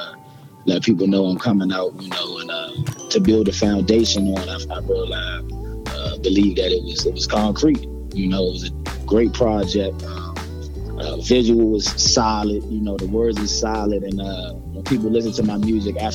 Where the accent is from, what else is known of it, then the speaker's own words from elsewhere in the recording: Maryland, United States; I'm from Maryland. Definitely DMV, DC, Maryland, Virginia